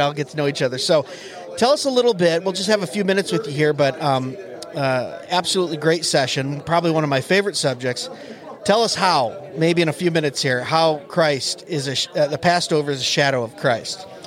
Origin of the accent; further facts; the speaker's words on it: Michigan, United States; I'm from Michigan